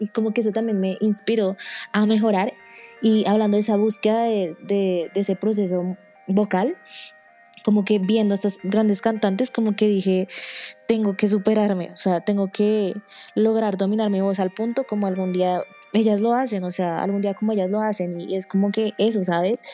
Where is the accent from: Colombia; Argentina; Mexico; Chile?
Colombia; soy de Colombia